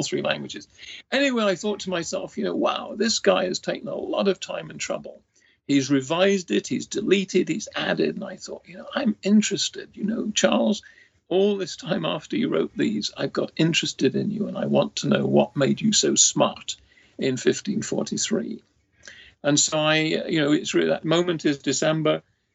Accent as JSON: {"language": "English", "town": "Nottingham", "region": "East Midlands", "country": "United Kingdom", "tie": "born or raised there", "also_born_or_lived": "Cambridge / St Andrews", "moved": "as an adult", "lives_now": "Ohio, United States", "said": "I was born in Nottingham, England in 1943"}